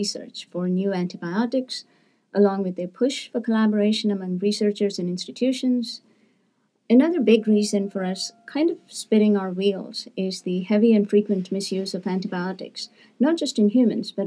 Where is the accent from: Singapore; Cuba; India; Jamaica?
India; moved away as an adult; also born or lived in Seattle, United States; now in United States; as a 14-year-old growing up in India